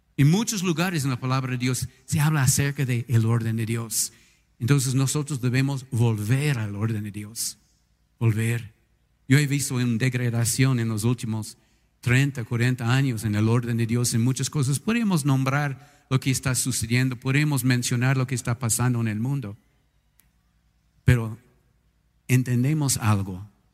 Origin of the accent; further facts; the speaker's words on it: United States; Spanish is a second language; now in Ecuador; en mi país, en los Estados Unidos